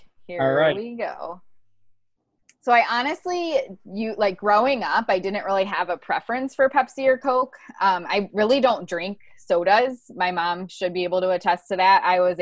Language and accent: English; Ohio, United States; moved away; which also I used to call pop when I was from Ohio, but it got changed to soda very quickly when I moved to the South.